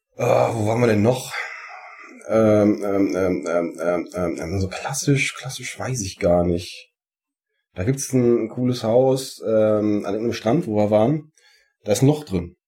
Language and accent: German; Sauerland, North Rhine-Westphalia, Germany; Bei uns im Sauerland